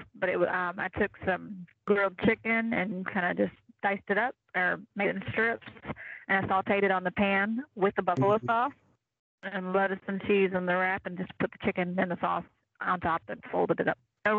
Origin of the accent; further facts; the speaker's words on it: Southern, United States; I'm Southern. I didn't grow up in Hawaii.